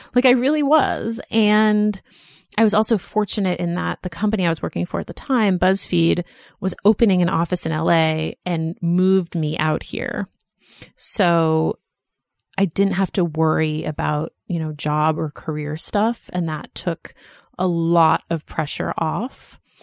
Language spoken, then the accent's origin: English; Boston, Massachusetts, United States; moved away as an adult; also born or lived in Philadelphia / New York; now in Los Angeles, United States; I grew up in Boston and I went to college in Philadelphia and then I lived in New York